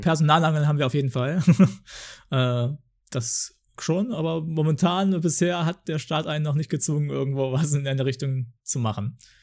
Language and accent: German; Germany; ich komme ja aus Deutschland